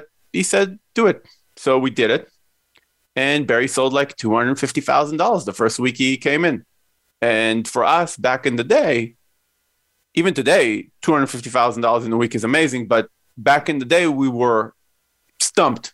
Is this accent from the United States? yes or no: no; Israel; Myself, I grew up in Israel. I'm Israeli.